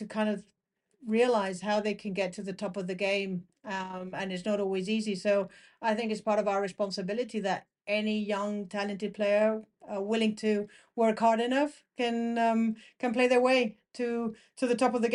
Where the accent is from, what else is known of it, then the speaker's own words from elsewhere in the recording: Canary Islands, Spain; I grew up in the Canary Islands. That's where I'm from